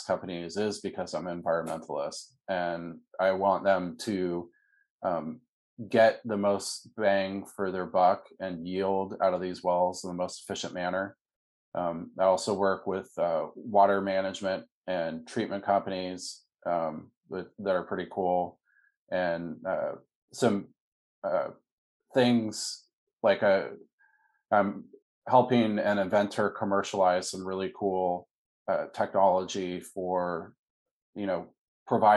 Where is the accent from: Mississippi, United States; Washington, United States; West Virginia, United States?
Washington, United States; Seattle; When I was a young kid, I grew up in Seattle, Washington